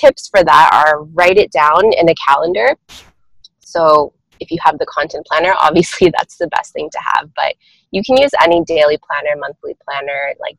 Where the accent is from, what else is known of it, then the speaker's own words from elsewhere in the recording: Toronto, Ontario, Canada; born and raised in Toronto, Canada